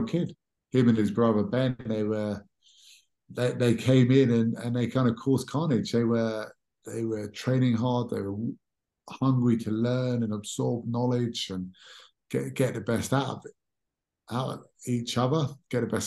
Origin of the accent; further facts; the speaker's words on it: England, United Kingdom; we, being English